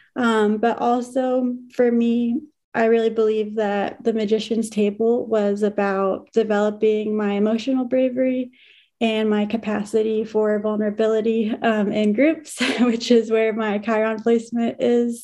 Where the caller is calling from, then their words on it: San Antonio, Texas, United States; calling in from San Antonio, Texas